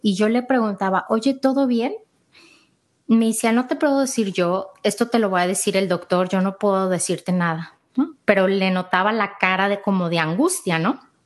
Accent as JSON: {"language": "Spanish", "country": "Mexico", "moved": "yes", "lives_now": "Austin, United States", "said": "soy mexicana, vivo aquí en Austin."}